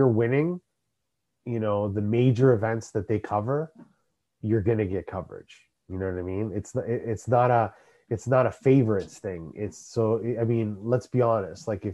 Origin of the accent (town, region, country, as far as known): Canada